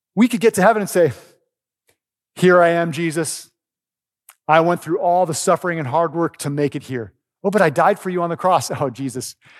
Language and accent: English; Oregon, United States; moved away; I grew up in Oregon